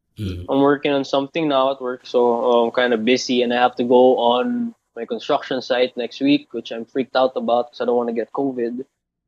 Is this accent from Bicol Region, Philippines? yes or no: yes; Albay, Bicol Region, Philippines; moved away as an adult; now in Manila, Philippines; But most of my childhood, no, all my childhood, I grew up in Bicol, in Albay.